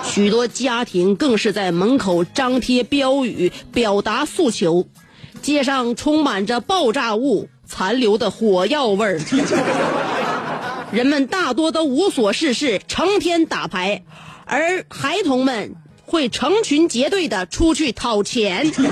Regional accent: Northeast China, China; 我们东北

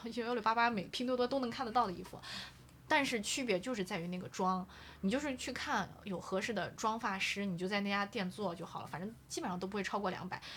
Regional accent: Xi'an, Shaanxi, China; moved away; 我说阿姨，我做西安人。

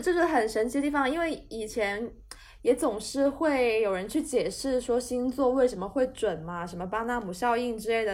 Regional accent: Guangzhou, Guangdong, China; 我是广东人

